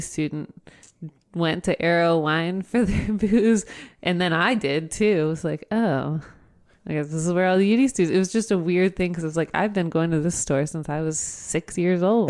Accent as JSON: {"language": "English", "town": "Oakwood", "region": "Ohio", "country": "United States", "tie": "born or raised there", "said": "I grew up in Oakwood"}